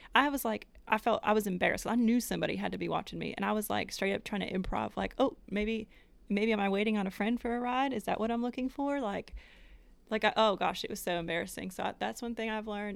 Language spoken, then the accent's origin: English; Connecticut, United States; moved away as an adult; now in Knoxville, United States